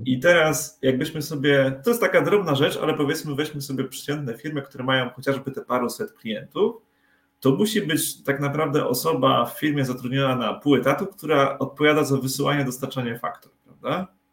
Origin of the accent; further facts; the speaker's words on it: Tricity, Pomeranian Voivodeship, Poland; jesteśmy z Trójmiasta